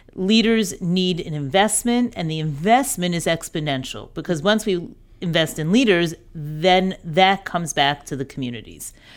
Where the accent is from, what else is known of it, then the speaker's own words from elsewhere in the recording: New York, United States; moved away as an adult; also born or lived in Birmingham, Alabama; I grew up in New York, schooled in New York.